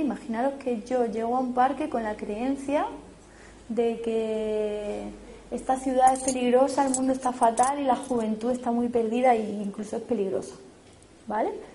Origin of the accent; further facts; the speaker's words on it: Spain; por ser español europeo